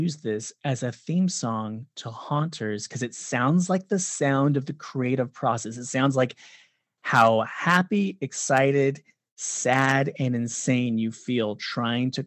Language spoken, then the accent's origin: English; Orange County, California, United States; I grew up in Orange County, and I was in the 90s, I was at like all the ska shows.